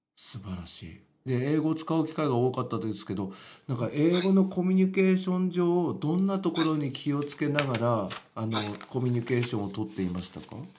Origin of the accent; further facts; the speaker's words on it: western Ibaraki, Japan; accent: Ibaraki Kensei dialect; 俺は本当は県西地区でなまってんだよ 茨城の県西地区なんだよ俺は本当は